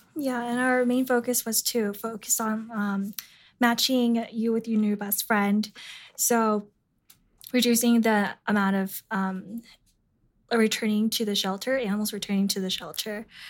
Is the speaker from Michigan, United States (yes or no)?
no; San Jose, California, United States; moved away; I'm from San Jose, California